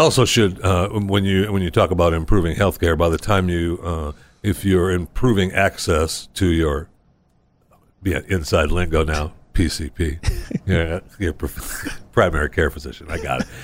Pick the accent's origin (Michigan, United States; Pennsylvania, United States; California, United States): Michigan, United States; Saginaw; I was born in Saginaw